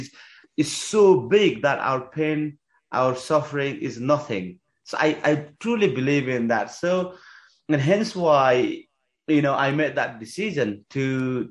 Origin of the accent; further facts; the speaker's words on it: Nepal; moved away; also born or lived in England; I come from Nepalese climbing community